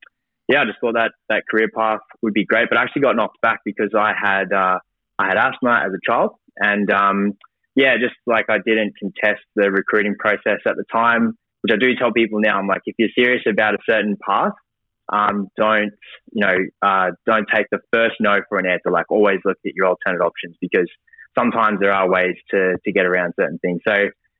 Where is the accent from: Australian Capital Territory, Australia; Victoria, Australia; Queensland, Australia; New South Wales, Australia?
Queensland, Australia; Brisbane; I grew up in Brisbane, went to school in the Redlands